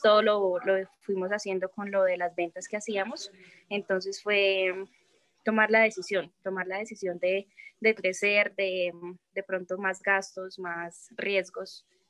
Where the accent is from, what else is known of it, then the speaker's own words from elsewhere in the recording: Medellín, Antioquia, Colombia; now in Chía, Colombia; yo soy de Medellín